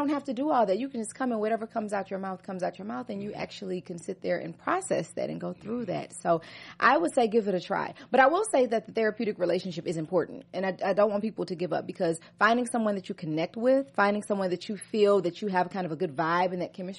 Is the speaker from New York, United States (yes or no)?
no; Baton Rouge, Louisiana, United States; moved away as an adult; also born or lived in New Orleans, Louisiana; now in Los Angeles, United States; I'm originally from Baton Rouge, Louisiana